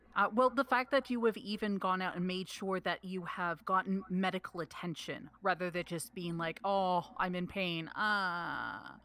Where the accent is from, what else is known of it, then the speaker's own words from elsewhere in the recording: Canada; I am Canadian